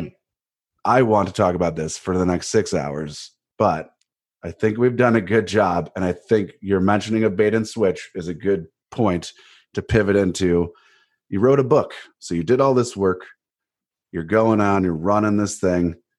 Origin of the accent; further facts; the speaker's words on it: Cleveland, Ohio, United States; moved away; also born or lived in Winter Park, Florida; I'm from Cleveland. and I, it doesn't matter where I live, right? I'm from Cleveland. I'm a Clevelander